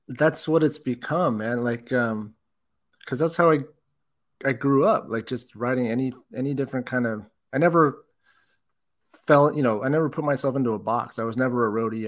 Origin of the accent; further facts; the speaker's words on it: Bay Area, California, United States; now in Whittier, United States; I'm actually from the Bay Area